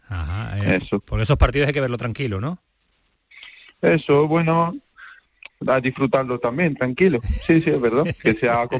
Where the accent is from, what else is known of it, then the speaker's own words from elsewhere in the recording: France; si gana Francia estoy contento porque en mi país estoy muy orgulloso de ello.